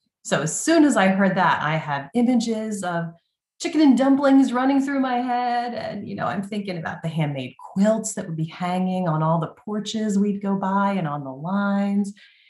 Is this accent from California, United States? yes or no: no; Northern Delaware, United States; now in New England, United States; even though I live in New England now, I grew up in Northern Delaware